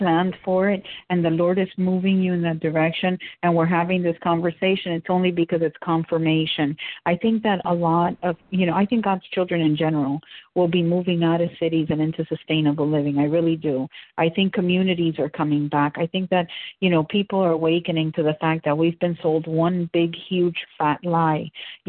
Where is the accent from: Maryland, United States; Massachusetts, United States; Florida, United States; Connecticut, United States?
Florida, United States; also born or lived in Cuba; So I live in Florida. So for me, and I grew up, when I came from Cuba, my dad instantly, the minute they bought this property, he started planting.